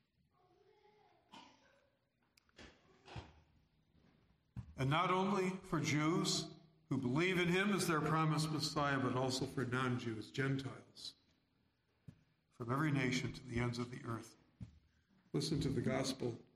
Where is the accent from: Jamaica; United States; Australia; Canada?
United States; New York City, New York; now in St. Paul, United States; I was born in New York City